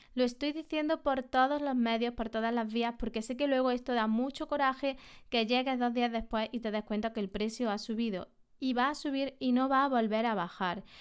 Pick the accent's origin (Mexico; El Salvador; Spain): Spain; Andalusia; En la Sierra de Córdoba, aquí en Andalucía, en mi, en mi tierra